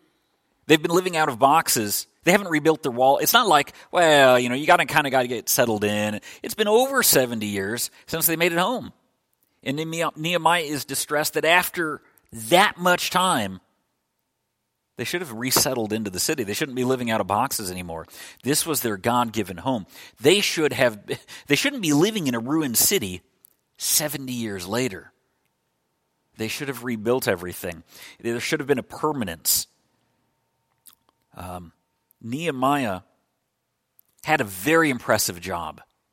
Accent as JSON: {"language": "English", "region": "Illinois", "country": "United States", "tie": "born or raised there", "also_born_or_lived": "Scotland / New York / Minnesota", "said": "You know, I was born in Scotland, but I don't remember it. I mostly lived in Illinois, but also New York and also Minnesota, and that's okay."}